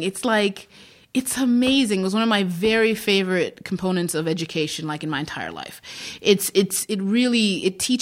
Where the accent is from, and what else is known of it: Zimbabwe; born or raised there; moved away; also born or lived in Iowa, United States